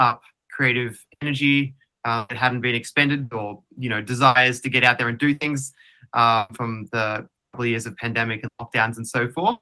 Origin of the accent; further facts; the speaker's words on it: Queensland, Australia; I grew up in Queensland